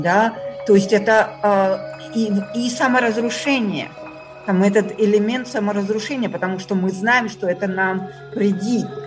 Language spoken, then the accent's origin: Russian; Kyiv, Ukraine; moved away; я из Киева